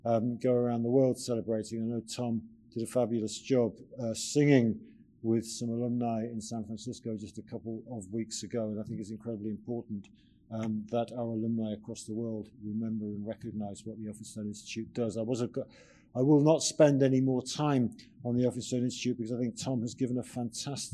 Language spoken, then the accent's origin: English; South Devon, South West England, United Kingdom; moved away; When I was brought up in South Devon